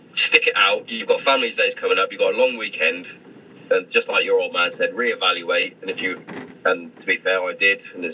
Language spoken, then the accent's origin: English; Hereford, West Midlands, United Kingdom; moved away as an adult; I'm from Hereford originally